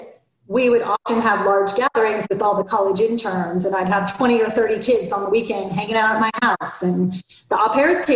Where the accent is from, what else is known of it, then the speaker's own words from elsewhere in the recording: Florida, United States; now in Atlanta, United States; I grew up in Florida and I hate the cold